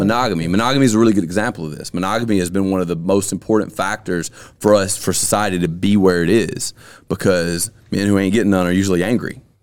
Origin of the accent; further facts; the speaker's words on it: Alabama, United States; born and raised in Alabama